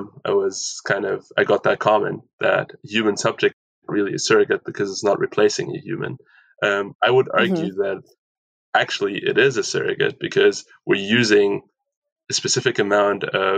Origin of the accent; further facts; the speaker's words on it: Aachen, North Rhine-Westphalia, Germany; moved away as an adult; now in Vancouver, Canada; Aachen, Germany, also my hometown, a very small town in Western Germany